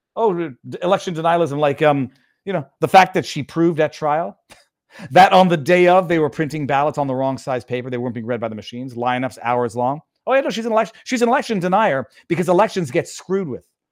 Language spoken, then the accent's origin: English; Quebec, Canada; I'm from French Canada